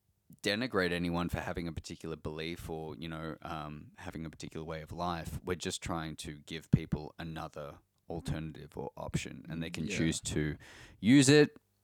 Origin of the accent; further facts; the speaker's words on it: Australia; We're Australian too